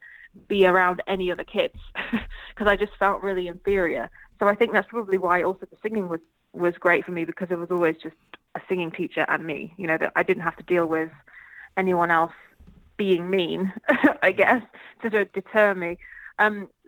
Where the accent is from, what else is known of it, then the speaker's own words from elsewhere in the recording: Midlands, United Kingdom; moved away as an adult; also born or lived in London, United Kingdom; now in California, United States; I'm actually from the Midlands in the UK